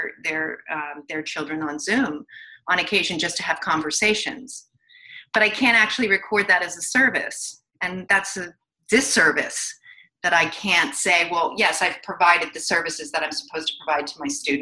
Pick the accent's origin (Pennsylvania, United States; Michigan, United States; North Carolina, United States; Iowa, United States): Pennsylvania, United States; Philadelphia; also born or lived in New York; I'm from Philadelphia originally